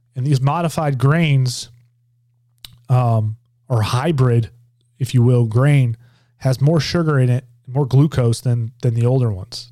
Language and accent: English; Georgia, United States; my home state of Georgia